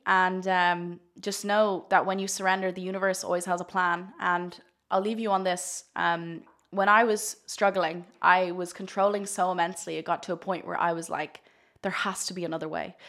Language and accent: English; Ireland; I'm Irish, and in Ireland, we're very much raised to think sex is very shameful